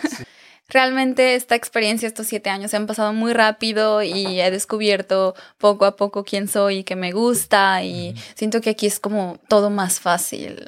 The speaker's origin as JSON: {"language": "Spanish", "region": "Aguascalientes", "country": "Mexico", "moved": "as an adult", "lives_now": "Germany", "said": "yo era como Miss, eh, Miss Teen Aguascalientes, porque yo soy de Aguascalientes"}